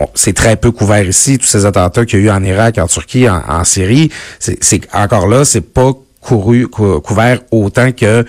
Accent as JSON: {"language": "French", "region": "Quebec", "country": "Canada", "tie": "born or raised there"}